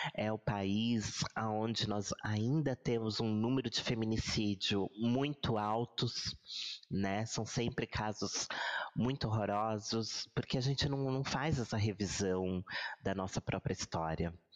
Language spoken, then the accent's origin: Portuguese; Brazil; nós somos um país aqui de terceiro mundo, um país um, sul-americano